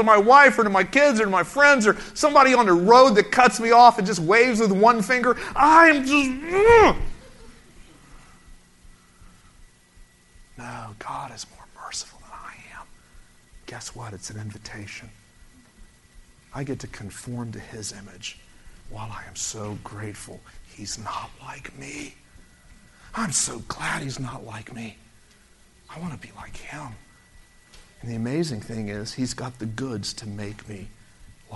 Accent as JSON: {"language": "English", "town": "Orlando", "region": "Florida", "country": "United States", "tie": "born or raised there", "said": "I was brought up in Orlando before Disney"}